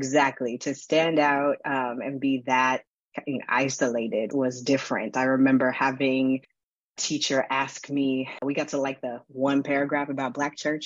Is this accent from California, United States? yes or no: yes; Inland Empire, Southern California, United States; So I'm from Southern California. I grew up in the Inland Empire, about an hour east of Los Angeles